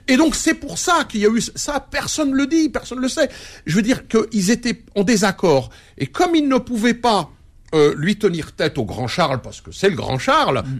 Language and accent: French; France; je suis un Français héritier de l'immigration algérienne